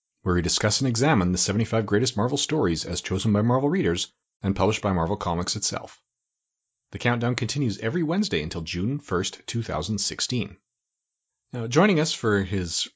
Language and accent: English; Canada; also born or lived in Ireland; I'm Canadian myself